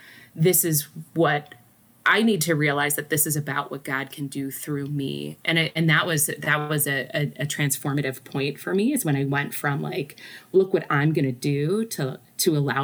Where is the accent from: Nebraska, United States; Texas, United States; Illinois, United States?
Nebraska, United States; moved away as an adult; now in Detroit, United States; they're like, where are you from? And I said, Nebraska.